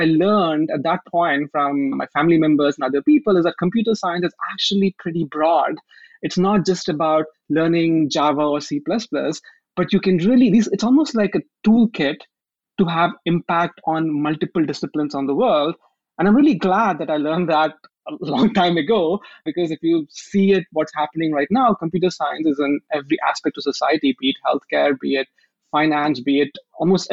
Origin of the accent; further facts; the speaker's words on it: India; moved away as an adult; now in Seattle, United States; when I grew up in India, until the age of 16, I did not really know even how to type on a keyboard